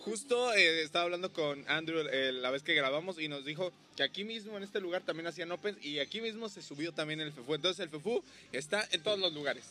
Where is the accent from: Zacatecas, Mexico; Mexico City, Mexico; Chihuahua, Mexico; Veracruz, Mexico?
Veracruz, Mexico; Xalapa; now in Cancún, Mexico; yo que soy de, de Jalapa, pues bueno, ahí me tocó el frío.